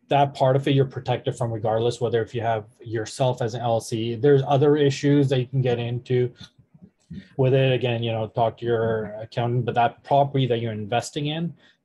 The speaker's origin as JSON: {"language": "English", "country": "Canada", "lives_now": "Detroit, United States", "said": "Like you said, even though I am in Detroit, I'm still Canadian. I'm still paying taxes there."}